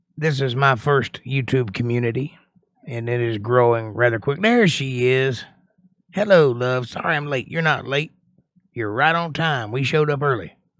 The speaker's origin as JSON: {"language": "English", "country": "United States", "said": "I'm an American"}